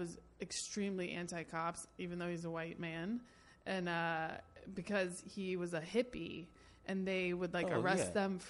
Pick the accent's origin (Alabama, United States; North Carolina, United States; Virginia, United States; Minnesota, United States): North Carolina, United States; I'm from North Carolina